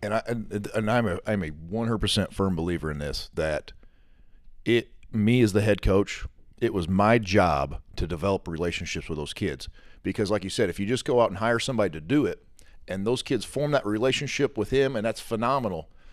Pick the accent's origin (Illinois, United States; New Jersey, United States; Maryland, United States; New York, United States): Illinois, United States; Southern; I grew up in Southern Illinois my whole life